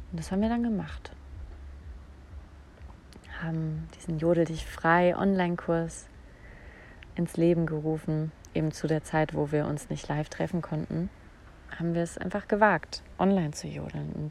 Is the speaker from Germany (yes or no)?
yes; Saarland, Germany; Also ich habe mein ganzes Erwachsenenleben eigentlich in Bayern verbracht, aber ich bin aufgewachsen im Saarland.